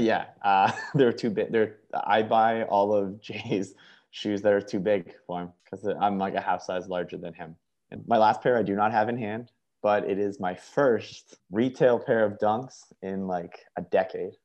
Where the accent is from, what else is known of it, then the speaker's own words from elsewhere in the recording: Canada; a Canadian sneakerhead